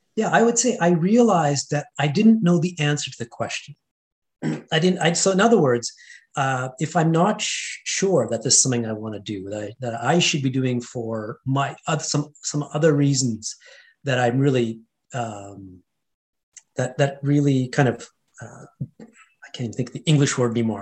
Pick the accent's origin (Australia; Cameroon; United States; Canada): Canada; Edmonton, Alberta; first language Hindi; moved away; also born or lived in India; I grew up in an Indian household um, in Edmonton, Alberta, Canada, Western Canada. So, I was born and raised in Canada